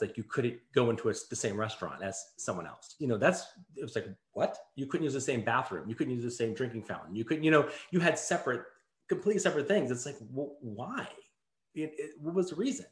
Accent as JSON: {"language": "English", "town": "Las Vegas", "region": "Nevada", "country": "United States", "tie": "born or raised there", "also_born_or_lived": "Connecticut", "said": "I was born in Connecticut, but I went to I, I moved to uh, Las Vegas, Nevada when I was um, yeah when I was five. So I started um, kindergarten and elementary school there"}